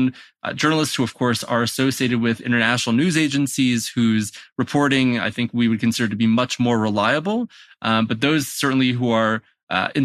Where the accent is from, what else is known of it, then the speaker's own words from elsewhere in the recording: United States; moved away as an adult; also born or lived in Maryland; now in Jerusalem, Israel; I was born in America